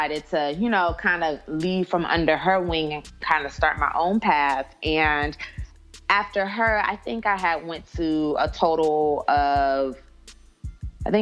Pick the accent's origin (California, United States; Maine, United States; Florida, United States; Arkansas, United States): California, United States; San Diego; now in Atlanta, United States; I'm from San Diego at that.